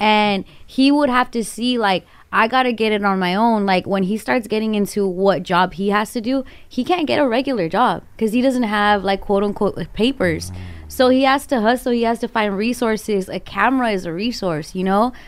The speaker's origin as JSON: {"language": "English", "town": "Glendale", "region": "California", "country": "United States", "tie": "born or raised there", "said": "I grew up in Glendale"}